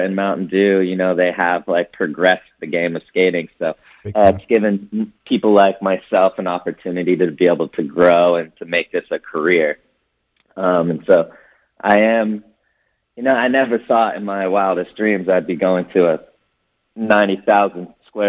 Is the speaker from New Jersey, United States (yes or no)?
no; Kansas City, Missouri, United States; also born or lived in Maryland; now in Los Angeles, United States; You know, I grew up in Kansas City.